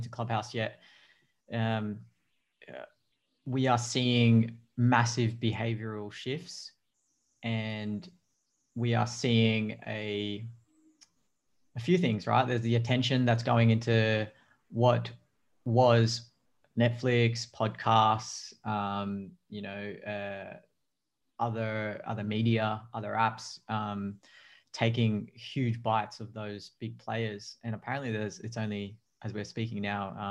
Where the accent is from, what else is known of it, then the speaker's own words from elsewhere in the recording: Australia; also born or lived in Manila, Philippines / Sydney, Australia; I came to Australia, migrated here with my folks and my siblings when I was one. So I grew up as an Aussie kid with Filipino background